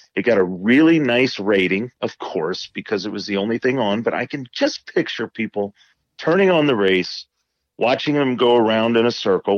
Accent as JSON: {"language": "English", "region": "Indiana", "country": "United States", "tie": "born or raised there", "said": "growing up in Indiana"}